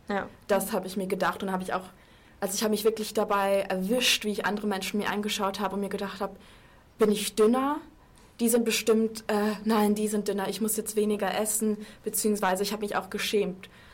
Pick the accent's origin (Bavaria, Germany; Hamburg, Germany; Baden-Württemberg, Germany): Bavaria, Germany; Munich; moved away; Ich bin Münchnerin